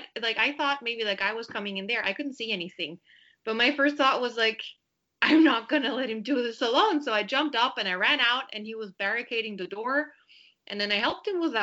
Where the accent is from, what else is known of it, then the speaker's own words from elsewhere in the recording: Vienna, Austria; moved away as an adult; also born or lived in Berlin; now in Paris, France; I was born and raised in Vienna